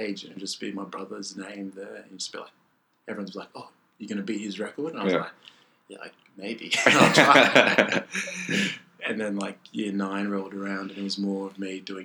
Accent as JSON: {"language": "English", "country": "Australia", "tie": "born or raised there", "also_born_or_lived": "Lambeth, London, England / Nigeria", "said": "I grew up in Lambeth in 1997. It was pretty much a short stay, and then we went back to Nigeria, stayed there for a bit, and came to Australia in 2001"}